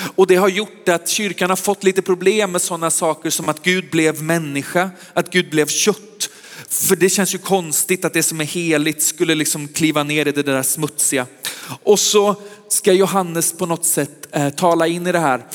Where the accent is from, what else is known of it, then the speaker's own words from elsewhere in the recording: Västergötland, Västra Götaland, Sweden; also born or lived in Sköndal, Stockholm; now in Stockholm, Sweden; Jag är västgöte egentligen